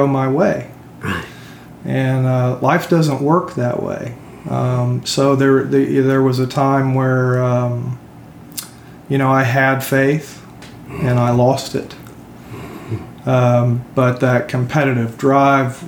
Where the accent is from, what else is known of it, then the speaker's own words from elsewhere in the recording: Euless, Texas, United States; moved away as an adult; also born or lived in Salt Lake City, Utah / California; I grew up in Euless, Texas, which was a small town in the 80s